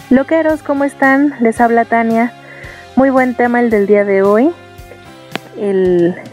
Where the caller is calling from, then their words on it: Atlanta, Georgia, United States; de Atlanta